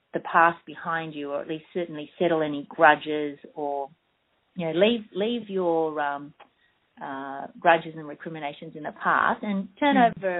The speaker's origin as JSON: {"language": "English", "country": "Australia"}